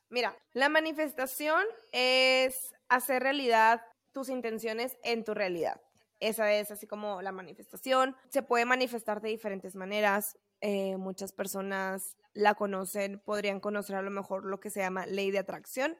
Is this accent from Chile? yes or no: no; Camargo, Mexico; se hacían concursos de escoltas en Camargo, ¿no? En mi pueblo donde yo soy